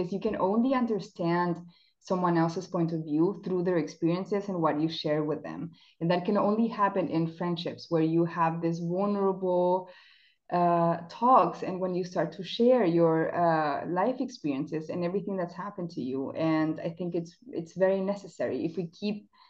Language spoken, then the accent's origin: English; Chile; English is a second language; now in Germany; So I'm South American. I was born in Chile